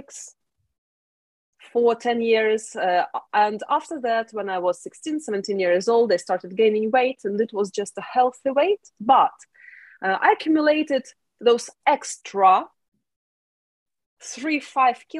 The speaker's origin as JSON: {"language": "English", "country": "Ukraine", "moved": "as an adult", "lives_now": "United Kingdom", "said": "Originally, I'm from Ukraine"}